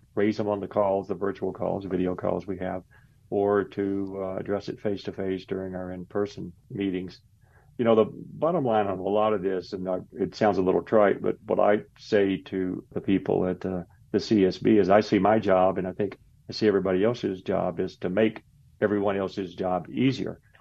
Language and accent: English; Tennessee, United States; moved away as an adult; also born or lived in Arizona / Washington, D.C.; I'm originally from Tennessee